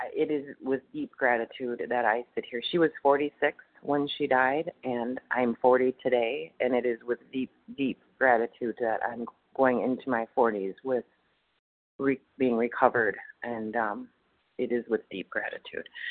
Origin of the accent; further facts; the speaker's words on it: Wisconsin, United States; I'm from Wisconsin, and um, I'm actually in Texas